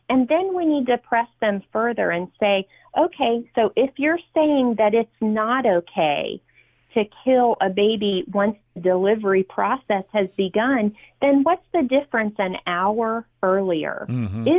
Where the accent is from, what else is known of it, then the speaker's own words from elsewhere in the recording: Virginia, United States; my home state of Virginia